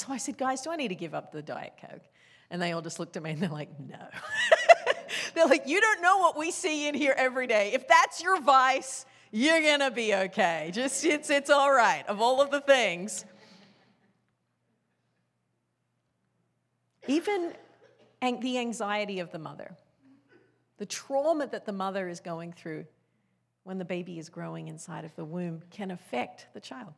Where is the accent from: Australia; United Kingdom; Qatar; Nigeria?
Australia; I grew up in Australia. That's where I was born